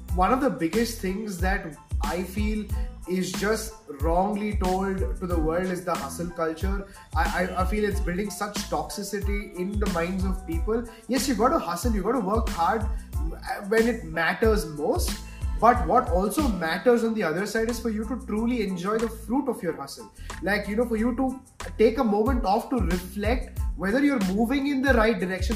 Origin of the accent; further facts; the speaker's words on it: Bangalore, Karnataka, India; I'm not from Mumbai, right? I'm from Bangalore